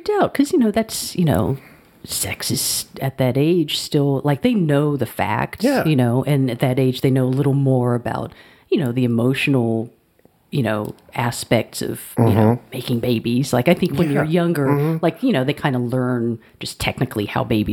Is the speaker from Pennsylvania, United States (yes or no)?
no; Alabama, United States; moved away as an adult; also born or lived in Cambridge, Massachusetts; growing up in the South where people, like, if you're walking down the street, you make eye contact with people and you say hello.